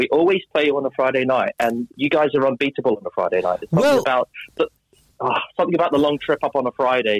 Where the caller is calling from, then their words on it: London, United Kingdom; London, southwest London.